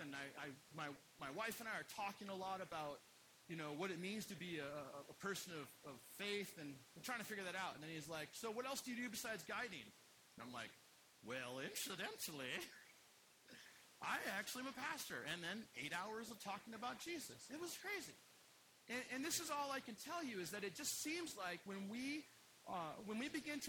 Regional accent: Utah, United States; So yeah, so I'm from Utah, and I just discovered my dad's suicide a few years ago.

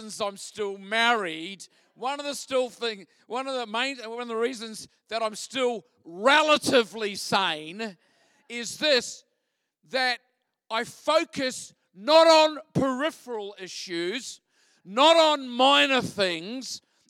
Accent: Christchurch, Canterbury, New Zealand; moved away as an adult; now in Australia; I'm originally from Christchurch, home of the Mighty Crusaders.

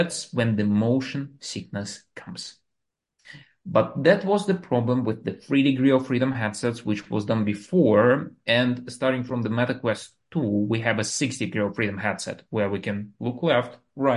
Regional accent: Moscow, Russia; English is a second language; moved away as an adult; now in United States; I'm the guy which was born in Russia, and I like in the capital of Moscow. So I was like living, growing there, going to the university

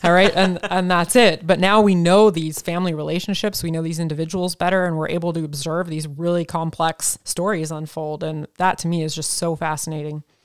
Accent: Oregon, United States; growing up in Oregon

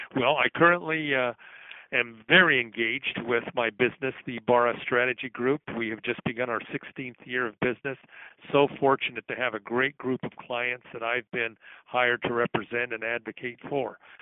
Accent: Salt Lake City, Utah, United States; Salt Lake City, my hometown

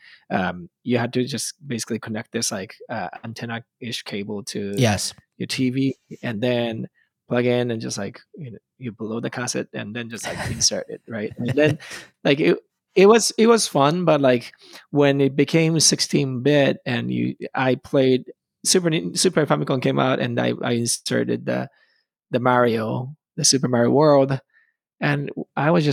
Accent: Japan; English is a second language; moved away as an adult; also born or lived in Boston, United States; I'm from Japan, and I was born in the 82, so 41 years old now. And I gotta say, when I grew up, that was like the golden time of the video games in Japan.

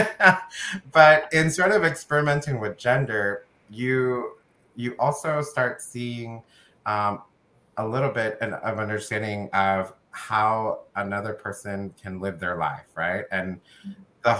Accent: United States; my family is from El Salvador. I was born in the United States

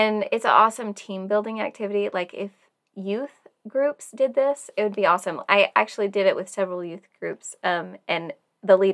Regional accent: Tennessee, United States; I grew up in Tennessee.

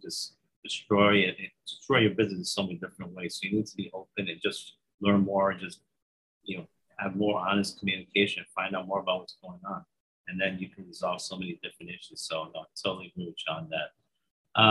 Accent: New York, United States; I'm from New York, so I speak very quickly

